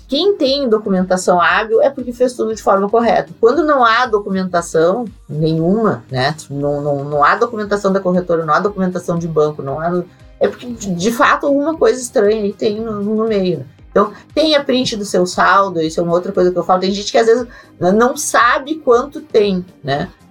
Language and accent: Portuguese; Rio Grande do Sul, Brazil; eu sou do Rio Grande do Sul